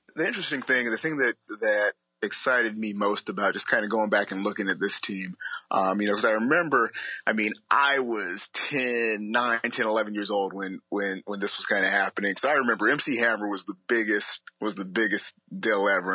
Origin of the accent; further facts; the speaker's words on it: Alabama, United States; growing up in Alabama